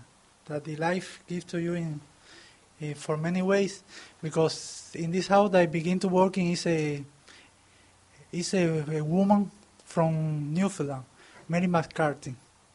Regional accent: Havana, Cuba; English is a second language; moved away as an adult; also born or lived in Toronto, Canada; now in St. John's, Canada; I'm from Cuba, from Havana. I arrived here to Canada the 23rd of April, only 2 months here. I'm coming from Toronto

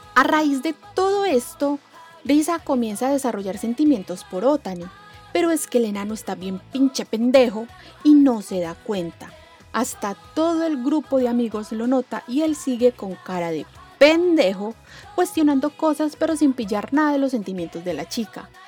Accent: Colombia; de Colombia, eh, que es de donde soy

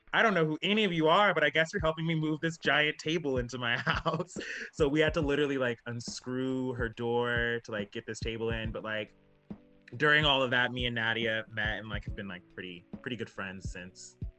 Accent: Alaska, United States; moved away as an adult; now in Seattle, United States; I'm from Alaska

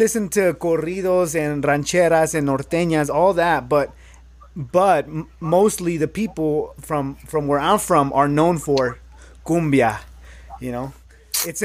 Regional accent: Mexico City, Mexico; moved away; Porque yo como mexicano, like, I'm from El DF

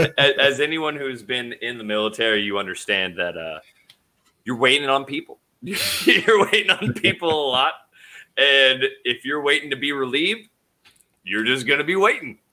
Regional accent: Idaho, United States; I'm from Idaho

